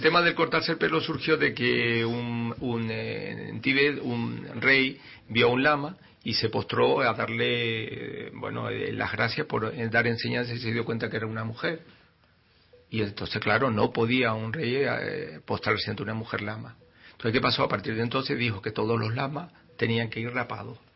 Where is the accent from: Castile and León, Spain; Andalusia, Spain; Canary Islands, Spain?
Canary Islands, Spain; somos canarios, pues somos canarios